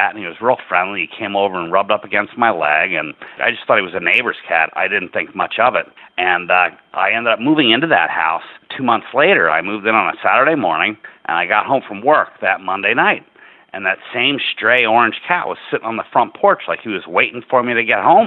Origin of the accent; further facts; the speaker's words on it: Enfield, Connecticut, United States; here in my hometown, the Enfield Community Cat Project